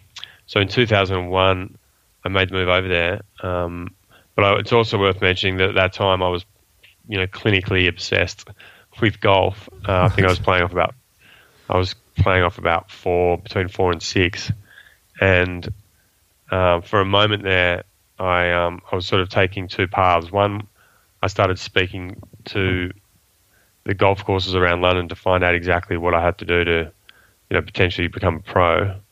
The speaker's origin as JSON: {"language": "English", "town": "Sydney", "region": "New South Wales", "country": "Australia", "tie": "born or raised there", "also_born_or_lived": "Kuala Lumpur, Malaysia", "said": "I was brought up predominantly in Sydney. I say that predominantly because my parents were working in Asia, so I spent 7 years living in Malaysia, in Kuala Lumpur, between the ages of, 7 and 10, and then 15 and 19."}